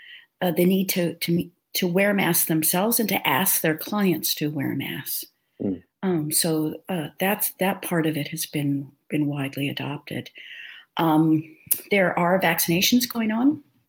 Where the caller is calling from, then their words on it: Phoenix, Arizona, United States; I'm in Phoenix, where we've had about as much of a winter as we ever get here in Phoenix